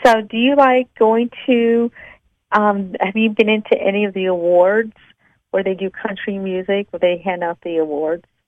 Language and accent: English; East Coast, United States; I'm from the East Coast